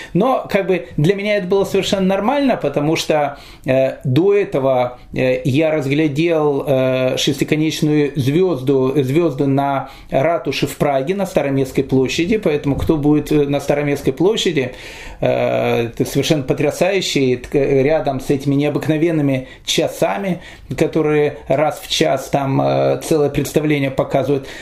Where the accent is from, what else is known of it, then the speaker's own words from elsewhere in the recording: Kyiv, Ukraine; я рос в Киеве